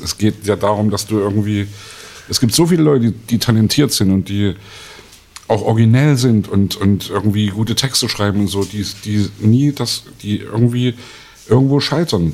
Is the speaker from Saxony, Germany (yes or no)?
yes; Leipzig, Saxony, Germany; in meiner Kindheit im Thomaner Chor